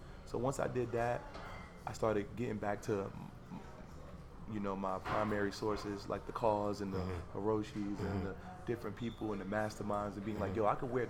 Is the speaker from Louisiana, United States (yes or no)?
no; Harlem, New York, United States; By 2013, 14, because I'm from Harlem anyway, so my mother always, she cursed me. Because when you from Harlem, you dress like hip-hop videos.